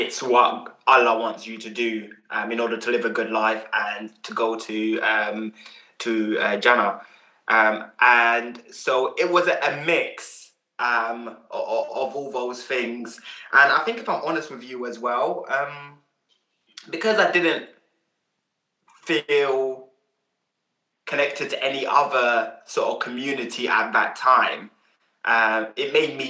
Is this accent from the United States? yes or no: no; Uganda; now in United Kingdom; the support network that we didn't have when we came over here from Uganda.